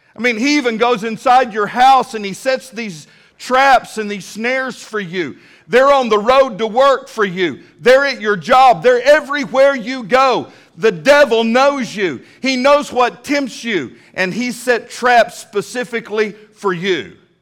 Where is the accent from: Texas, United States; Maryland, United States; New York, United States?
Texas, United States; Midland; now in Fort Smith, United States; When I was a little bitty boy growing up in Midland, Texas